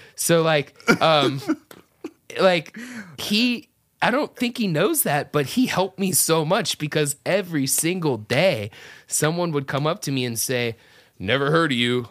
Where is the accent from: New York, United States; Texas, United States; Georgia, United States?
Georgia, United States; Atlanta; moved away as an adult; also born or lived in South Florida near Miami; now in Orlando, United States; grew up my whole life in Atlanta area where I was raised